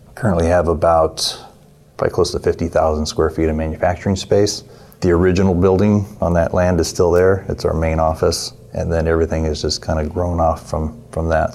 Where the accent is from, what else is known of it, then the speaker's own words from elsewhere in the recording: California, United States; I'm from California. But we're located in Merced, California